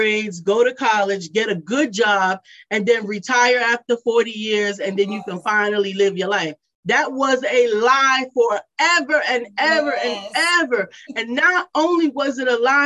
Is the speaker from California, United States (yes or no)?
no; New York City, New York, United States; moved away as an adult; now in Charlotte, United States; I grew up in New York City, to Charlotte, North Carolina